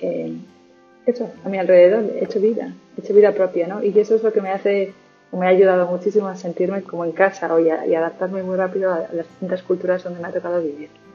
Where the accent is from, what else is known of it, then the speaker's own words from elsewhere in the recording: Pamplona, Navarre, Spain; moved away as an adult; now in Perth, Australia; soy de Pamplona, aunque ya desde hace un par de años tengo también la nacionalidad australiana y ya llevo siete años viviendo en este país.